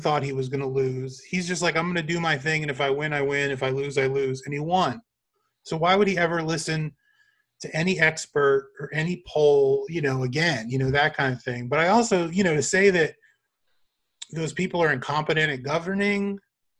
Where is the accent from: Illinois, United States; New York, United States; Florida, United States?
Florida, United States; I'm from Florida